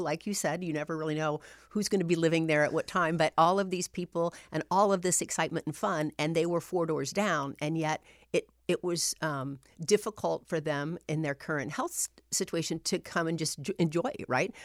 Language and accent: English; Anderson, Indiana, United States; also born or lived in North Webster, Indiana / Illinois; I grew up in Anderson, Indiana. That's where, um, I spent my elementary years.